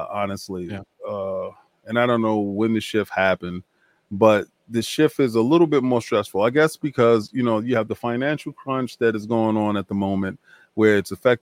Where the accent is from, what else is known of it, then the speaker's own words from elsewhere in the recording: New York, United States; I'm from New York.